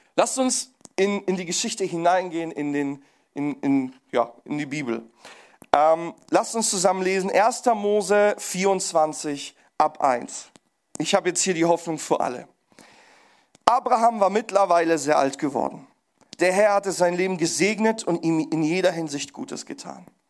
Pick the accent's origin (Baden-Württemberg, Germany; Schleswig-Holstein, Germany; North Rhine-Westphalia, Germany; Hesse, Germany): Baden-Württemberg, Germany; Pforzheim; ich komme aus Pforzheim